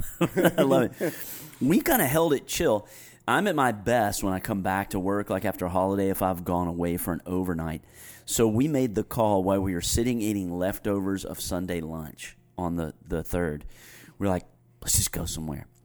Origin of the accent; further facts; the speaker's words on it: Greensboro, United States; I grew up in Greensboro decorating my bicycle every Fourth of July